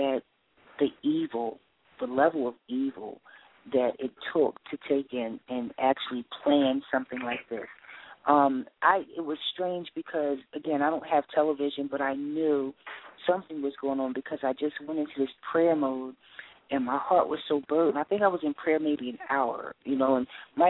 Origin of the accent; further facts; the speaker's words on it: Philadelphia, Pennsylvania, United States; also born or lived in New York; raised in Philadelphia during the Rizzo time.